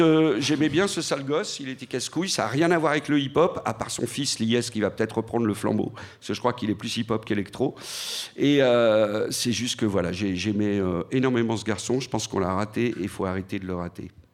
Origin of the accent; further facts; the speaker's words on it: Lyon, Auvergne-Rhône-Alpes, France; j'ai grandi à Lyon dans les années 80